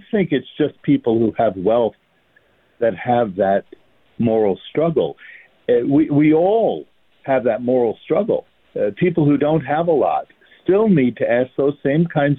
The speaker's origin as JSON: {"language": "English", "town": "New York City", "region": "New York", "country": "United States", "said": "I'm from Brooklyn"}